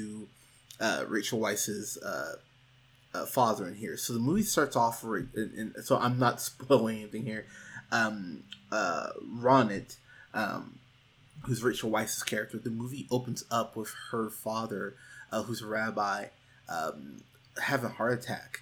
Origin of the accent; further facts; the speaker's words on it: Pismo Beach, California, United States; moved away as an adult; now in Austin, United States; I grew up in Pismo Beach, California, and I went to church there for years until I was 21, 22 and moved out to Austin, Texas.